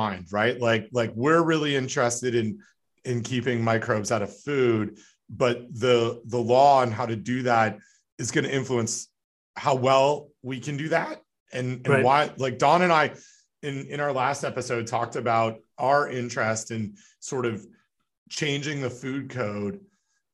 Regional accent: Ontario, Canada; the law that I grew up with in Ontario

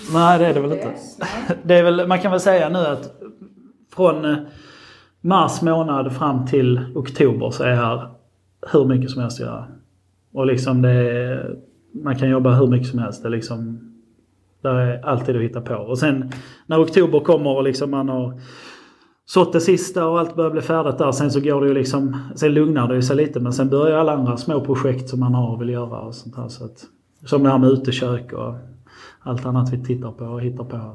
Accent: Marsvinsholm, Skåne, Sweden; jag är liksom uppväxt och född här på gården

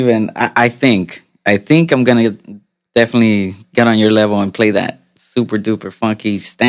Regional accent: Wilmington, California, United States; also born or lived in Guadalajara, Mexico; I'm from Wilmington, California. Been there my whole life. Oh, I took a few breaks every now and then. I lived in Mexico for like a year.

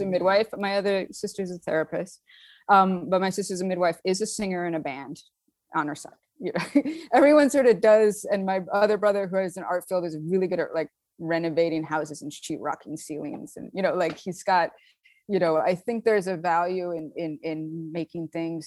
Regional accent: Saint Paul, Minnesota, United States; moved away as an adult; now in Brooklyn, New York, United States; I'm from Saint Paul, and there's pretty good, when I, in the eighties, pretty good education system there. I went to a great public school

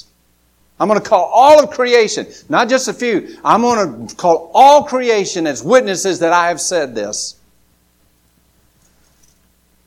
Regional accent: United States; I live in America

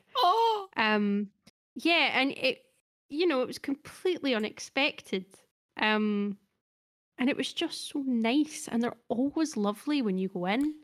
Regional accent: Scotland, United Kingdom; we're Scottish.

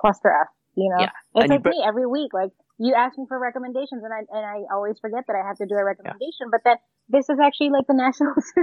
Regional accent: New York, United States; I'm a New Yorker

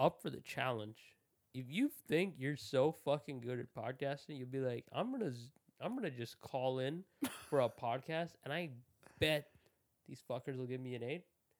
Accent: India; It was just me being Indian.

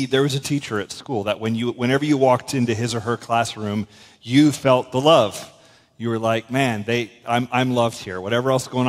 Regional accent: west coast of Florida, United States; a country church in my hometown in Florida, on the west coast of Florida

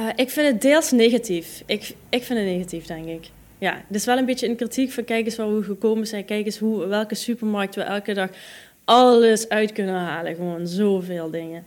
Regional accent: Netherlands; moved away; also born or lived in Israel; mijn Hollandse nuchterheid

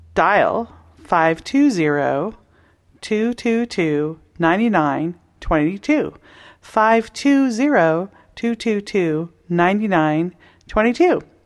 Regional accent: Toronto, Ontario, Canada; I grew up in Toronto, Canada, from the suburbs

